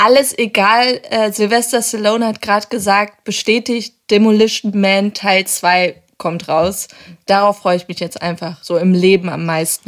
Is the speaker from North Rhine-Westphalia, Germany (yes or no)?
no; Hamburg, Germany; als Hamburger